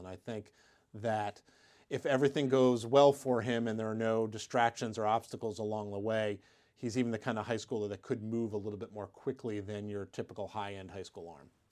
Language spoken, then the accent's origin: English; Pittsburgh, Pennsylvania, United States; in my hometown at Pitt.